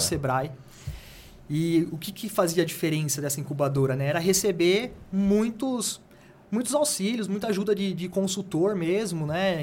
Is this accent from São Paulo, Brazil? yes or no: yes; Jundiaí, São Paulo, Brazil; eu sou de Jundiaí